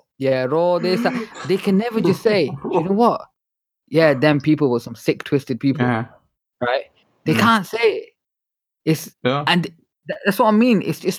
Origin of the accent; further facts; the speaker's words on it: Manchester, North West England, United Kingdom; also born or lived in Scotland; I'm from Manchester.